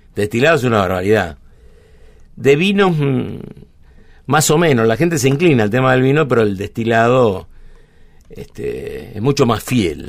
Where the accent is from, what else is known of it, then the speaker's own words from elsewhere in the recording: Buenos Aires, Argentina; also born or lived in San Telmo, Buenos Aires / Villa Luro, Buenos Aires; Nací en Almagro, pero me fui a los seis años a Parque Patricios